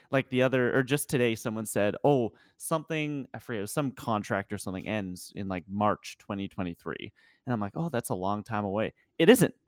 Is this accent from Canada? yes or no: yes; Western Canada, Canada; the western part of Canada